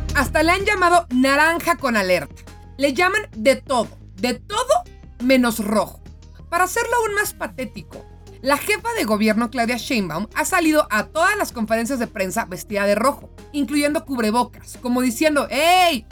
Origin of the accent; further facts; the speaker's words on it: Mexico; Como mexicanos